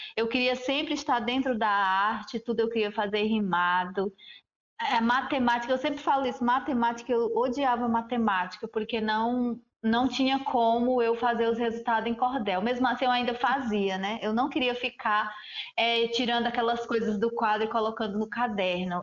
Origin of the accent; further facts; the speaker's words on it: Brazil; Eu sou Tabajara